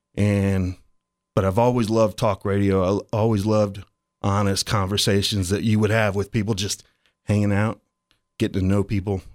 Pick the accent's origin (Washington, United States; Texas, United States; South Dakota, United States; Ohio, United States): Ohio, United States; Dayton; I grew up in East Dayton as like a white trash kid